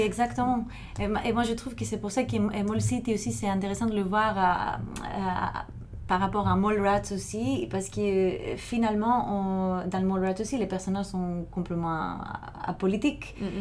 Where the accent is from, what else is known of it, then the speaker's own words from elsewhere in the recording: Thessaloniki, Central Macedonia, Greece; moved away; moi, j'ai grandi à Thessalonique, en Grèce